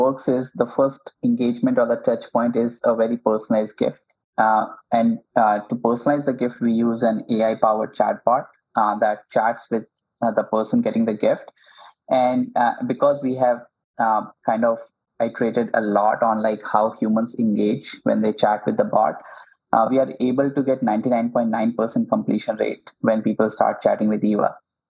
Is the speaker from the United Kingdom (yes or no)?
no; India; English is a second language; now in United States; when I moved to Silicon Valley from India, the biggest challenge for me and my other co-founder was, you know, how to build relationships.